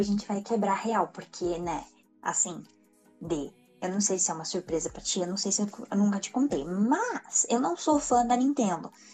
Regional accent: Brazil; nós, como brasileiros

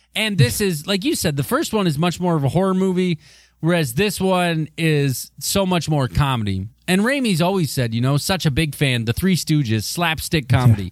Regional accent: Michigan, United States; my home state

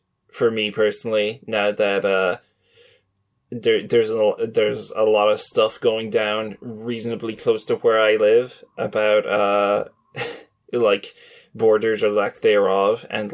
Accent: Ireland; I'm from Ireland

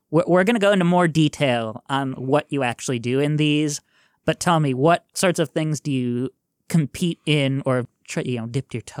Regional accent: Sheboygan, Wisconsin, United States; I'm from Sheboygan, so I am familiar with Wausau.

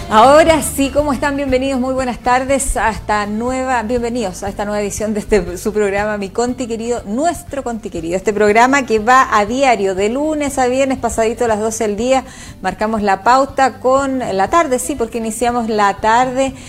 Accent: Chile; somos los chilenos

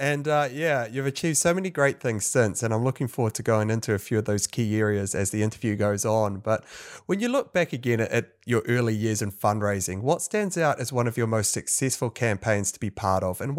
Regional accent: New Zealand; as a New Zealander, it's refreshing to finally talk with someone doing fundraising in New Zealand.

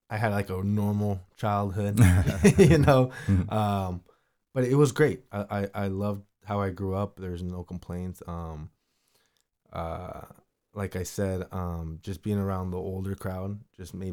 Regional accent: Imperial Valley, California, United States; moved away as an adult; also born or lived in San Diego, California / Escondido, California / San Marcos, California; now in Carlsbad, United States; I was in the Imperial Valley, I should say, since I was six years old till I was seventeen when I graduated high school.

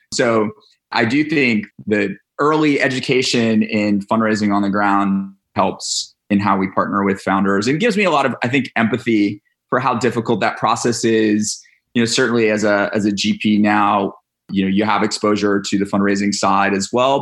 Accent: Atlanta, Georgia, United States; We grew up in Atlanta, Georgia. And we moved back in. I moved back home with mom and dad

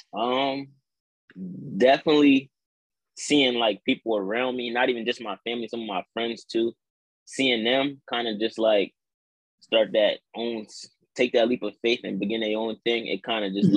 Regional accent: New Castle, Delaware, United States; I'm from Newcastle, Delaware

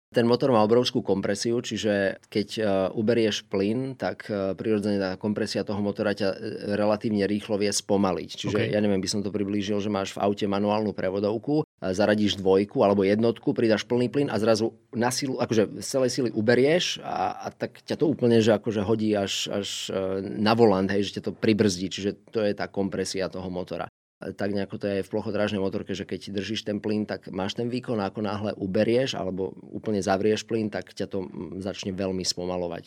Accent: Žarnovica, Banská Bystrica Region, Slovakia; Pochádzam z mesta e, Žarnovica, čiže e, pochádzam zo stredného Slovenska

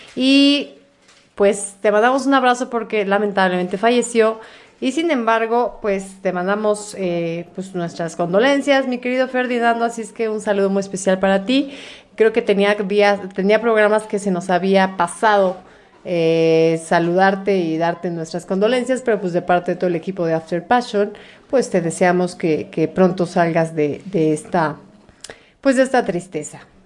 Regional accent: Mexico; Soy de México

